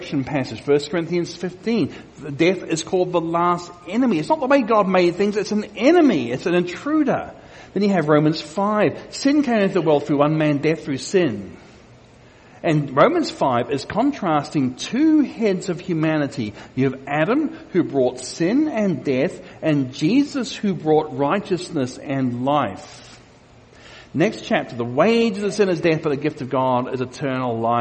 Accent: Australia; my home country of Australia

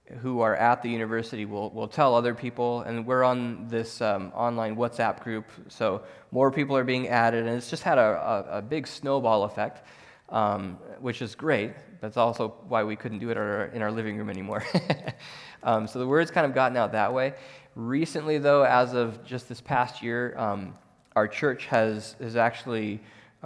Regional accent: United States; moved away as an adult; now in Zambia; American Christians living in America

